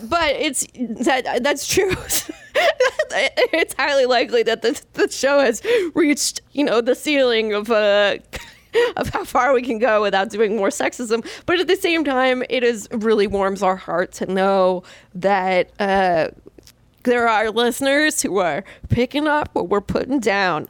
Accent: California, United States; moved away as an adult; now in New York, United States; I'm a Californian

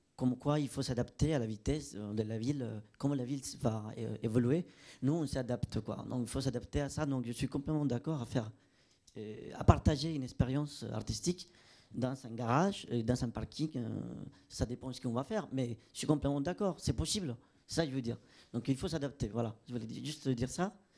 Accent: Colombia; now in France; je viens de Colombie

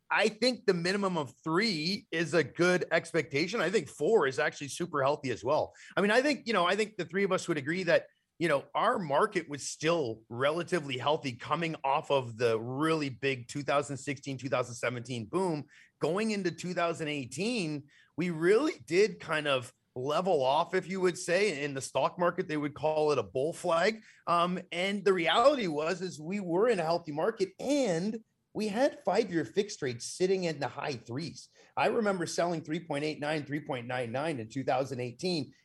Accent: Canada; as a Canadian

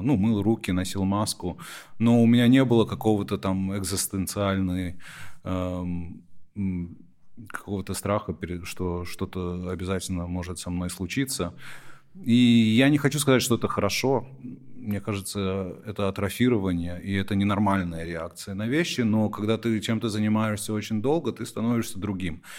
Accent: United States; когда я рос в Америке, я эмигрировал в Америку, когда мне было всего полтора года, что мама заставляла нас говорить дома, и что я сохранил язык

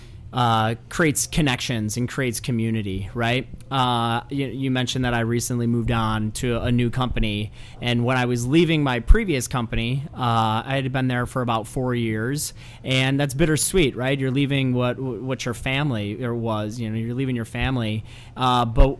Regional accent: La Grange, Illinois, United States; Little Joe's is a little place kind of near my hometown. I grew up in LaGrange.

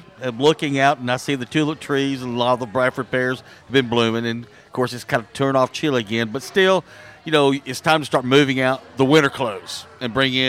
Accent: Sweden; English is a second language; I'm from Sweden.

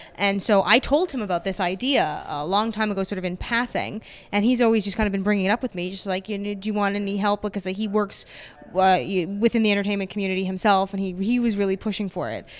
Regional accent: Mississauga, Ontario, Canada; moved away as an adult; also born or lived in Toronto; now in Los Angeles, United States; I'm actually from Mississauga, but I live downtown Toronto now

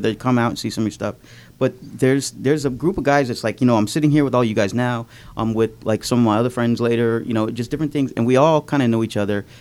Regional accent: Scottsdale, Arizona, United States; also born or lived in Erie, Pennsylvania; he moved us to Arizona when I was like 8 years old. And so I pretty much grew up there. So that's why I claim Scottsdale.

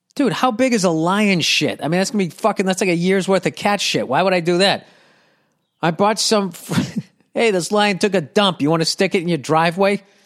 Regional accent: United States; I'm American

